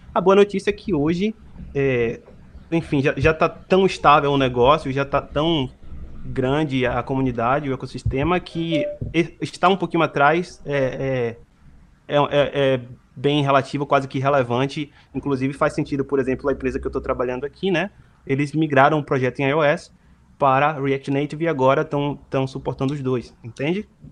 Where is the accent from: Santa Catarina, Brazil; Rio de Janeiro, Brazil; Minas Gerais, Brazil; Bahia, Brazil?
Bahia, Brazil; Salvador; moved away as an adult; now in Montreal, Canada; eu sou de Salvador, Bahia. Não sei se vocês pegaram aí pelo meu sotaque